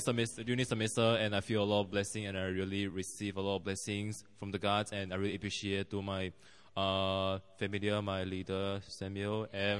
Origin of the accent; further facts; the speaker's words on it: Malaysia; moved away as an adult; now in South Korea; I'm from Malaysia